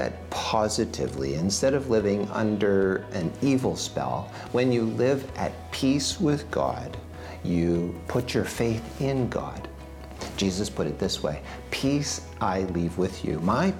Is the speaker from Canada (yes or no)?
yes; Montreal, Quebec, Canada; now in Winnipeg, Canada; Well, I'm originally from Montreal, Quebec, where I met my wife, and we have three children, and we now live in Winnipeg, Manitoba.